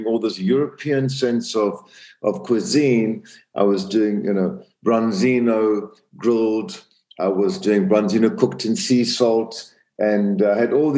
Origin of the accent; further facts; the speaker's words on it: Zambia; moved away; also born or lived in South Africa; I grew up in Central Africa, Zambia, in a very small town